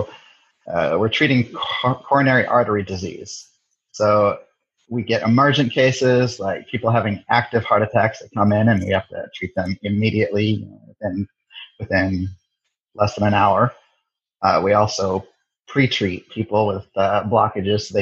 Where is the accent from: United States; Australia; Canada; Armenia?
United States; Kirkland, Washington; also born or lived in Salem, Oregon; Born in Salem, Oregon, but my parents moved to the Seattle area, Kirkland specifically, when I was 1 year old. And I spent all my childhood years there.